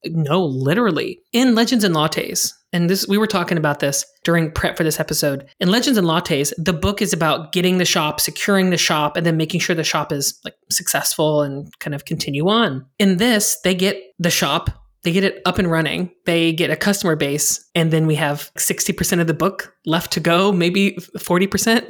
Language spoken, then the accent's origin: English; Indiana, United States; I'm from Indiana